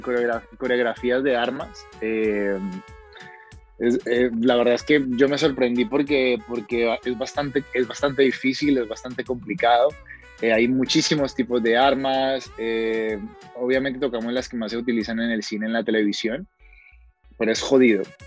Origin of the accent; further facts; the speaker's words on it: Cali, Valle del Cauca, Colombia; accent: Cali (caleño); moved away as an adult; now in Spain; mi acento es de Cali, mi acento no es de Medellín, ni es de Bogotá